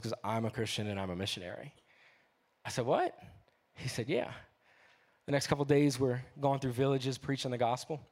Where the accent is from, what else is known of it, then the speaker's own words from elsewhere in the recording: New Orleans, Louisiana, United States; I'm from New Orleans.